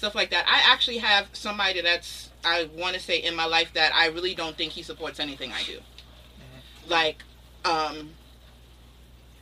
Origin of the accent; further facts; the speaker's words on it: Jamaica; I'm Jamaican